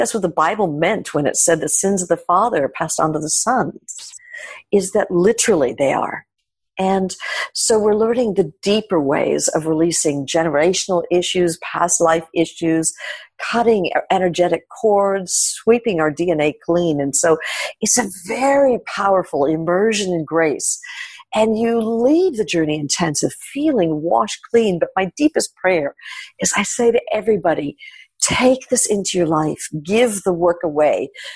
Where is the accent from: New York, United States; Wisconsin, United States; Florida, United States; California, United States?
New York, United States; New York City; growing up in New York